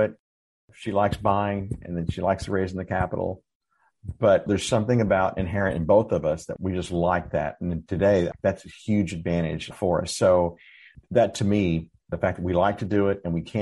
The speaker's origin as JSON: {"language": "English", "town": "Dallas", "region": "Texas", "country": "United States", "tie": "born or raised there", "lives_now": "San Antonio, United States", "said": "I grew up in Dallas and I moved to San Antonio in 2008"}